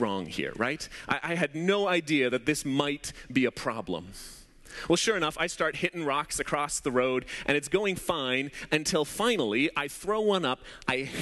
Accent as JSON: {"language": "English", "town": "Abbotsford", "region": "British Columbia", "country": "Canada", "tie": "born or raised there", "also_born_or_lived": "Surrey, British Columbia", "said": "When I was around 10 years old, my parents had just moved to Surrey. We moved from Abbotsford to Surrey"}